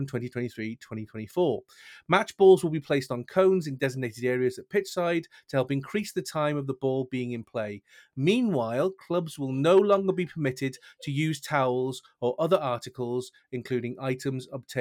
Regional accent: Wales, United Kingdom; as proud Welsh citizens

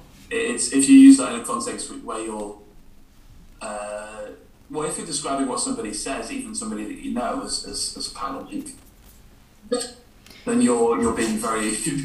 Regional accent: Northern England, United Kingdom; A lot of people don't immediately know that I'm from the north of England.

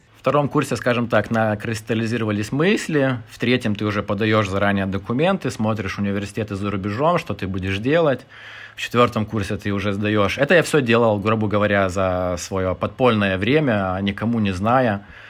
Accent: Lithuania; moved away as an adult; also born or lived in United Kingdom / Ukraine; мне 35 лет, я литовец – а, жил немножко в Британии, а, в Украине, а, в Литве.

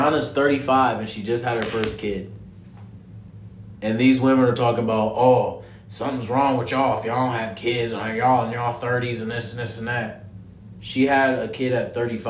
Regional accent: Ohio, United States; I'm from Ohio

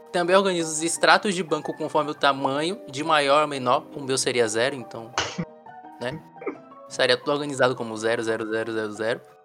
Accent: Salvador, Bahia, Brazil; eu sou de Salvador

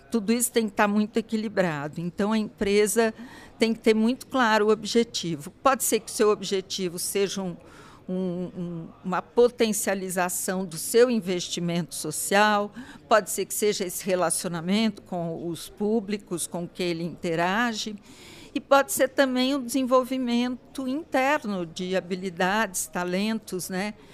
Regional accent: Brazil; é uma forma de eu estar atuando como cidadão, como brasileiro

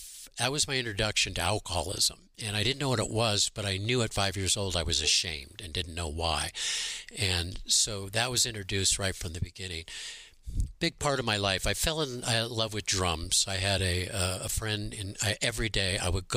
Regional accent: Newport Beach, California, United States; also born or lived in Santa Monica, California; I grew up in Newport Beach, which was heaven on earth in the 50s

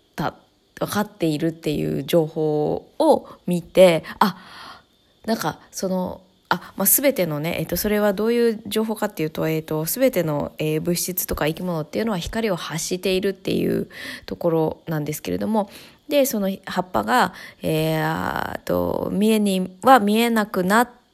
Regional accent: Tokyo, Japan; moved away as an adult; now in Chiba, Japan; 私は東京で育って

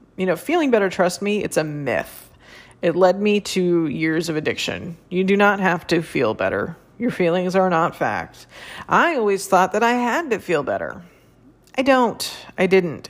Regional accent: San Francisco Bay Area, California, United States; I'm from the San Francisco Bay Area

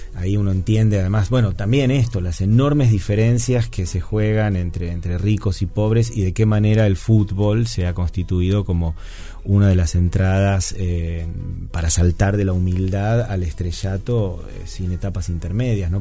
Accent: Argentina; hacemos los argentinos

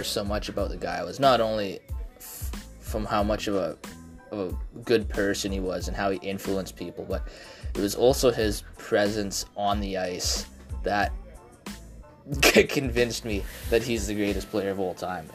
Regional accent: Canada; I'm a Canadian

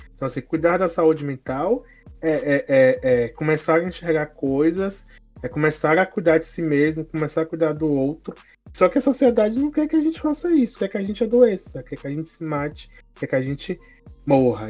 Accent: Bahia, Brazil; sou baiano

